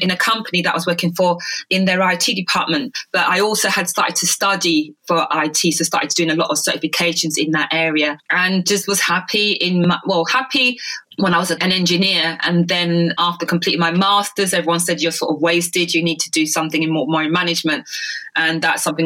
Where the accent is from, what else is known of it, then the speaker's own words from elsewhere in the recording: London, United Kingdom; also born or lived in Jamaica; I grew up in London in the UK